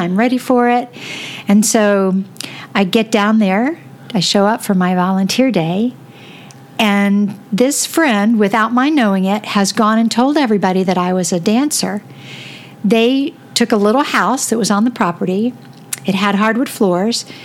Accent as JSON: {"language": "English", "region": "Florida", "country": "United States", "tie": "born or raised there", "also_born_or_lived": "Seattle", "moved": "as an adult", "lives_now": "Michigan, United States", "said": "I grew up in Florida, and um, and I loved that."}